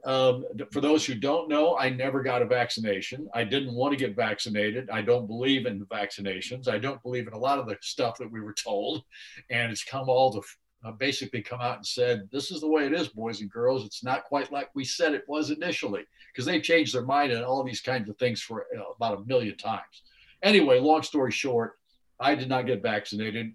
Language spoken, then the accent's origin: English; Mendota, Illinois, United States; moved away as an adult; Mendota, Illinois, which is my hometown, or at least the town I was born